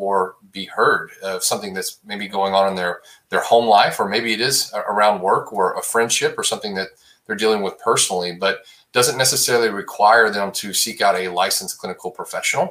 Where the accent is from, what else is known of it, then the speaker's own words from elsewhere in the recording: Abilene, Texas, United States; now in Dallas, United States; I grew up in West Texas, just outside of a town called Abilene, Texas